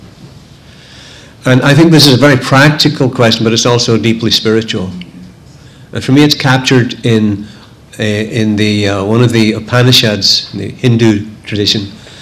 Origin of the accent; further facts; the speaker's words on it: Northern Ireland, United Kingdom; I grew up in the Catholic community in Northern Ireland